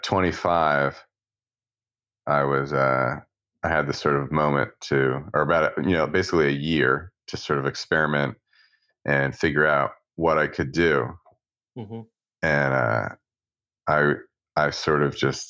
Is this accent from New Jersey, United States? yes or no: no; Philadelphia, Pennsylvania, United States; I grew up in suburbs of Philadelphia